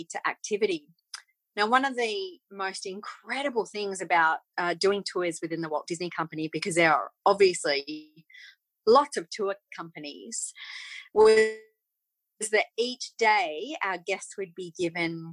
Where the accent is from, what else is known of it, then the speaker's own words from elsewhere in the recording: Australia; also born or lived in England; as an Australian